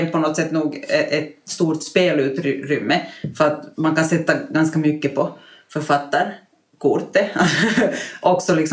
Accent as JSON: {"language": "Swedish", "country": "Finland", "said": "som finlandssvensk i minoritet"}